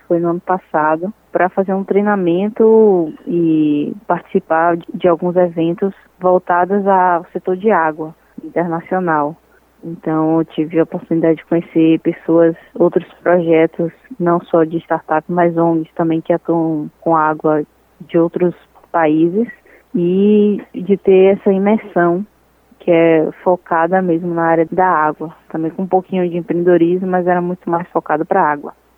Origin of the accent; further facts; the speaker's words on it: Salvador, Bahia, Brazil; eu ser nascida e criada em Salvador